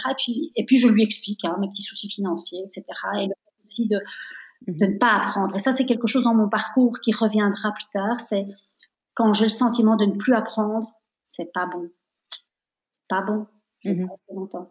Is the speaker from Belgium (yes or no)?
yes; Belgium; je suis née en Belgique, mais je suis de nationalité italienne